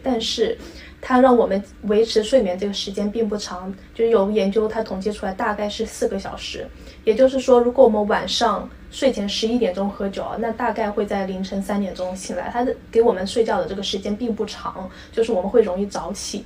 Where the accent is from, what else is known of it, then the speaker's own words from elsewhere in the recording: Guangdong, China; 我们广东人家庭就很喜欢吃那个豆腐花